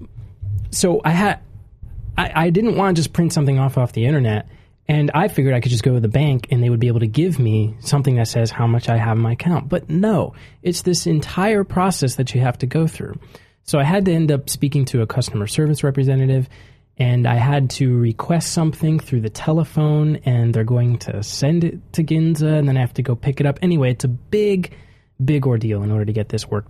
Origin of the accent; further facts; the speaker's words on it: United States; moved away as an adult; now in Japan; my country, the United States